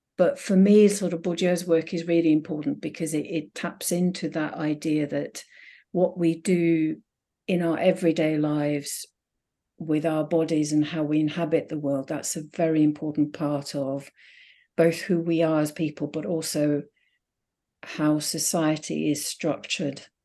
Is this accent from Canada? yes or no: no; Finland; moved away as an adult; now in United Kingdom; I grew up in Finland, in a Finnish-speaking town